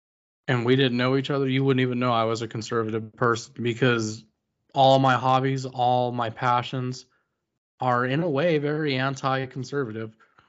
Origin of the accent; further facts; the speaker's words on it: United States; I'm of Mexican descent, but I'm American. I'm American first because I love my country.